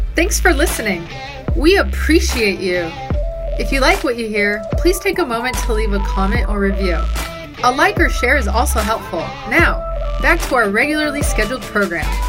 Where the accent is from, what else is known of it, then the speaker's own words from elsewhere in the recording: Los Angeles, California, United States; we're from Southern California, Los Angeles area